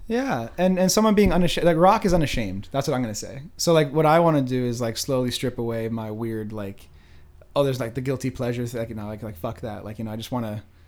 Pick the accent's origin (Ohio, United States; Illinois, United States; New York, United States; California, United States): California, United States; Northern; also born or lived in Los Angeles; I was born in Los Angeles, but then um, when I was really young, I was like four. My family moved me up to Northern California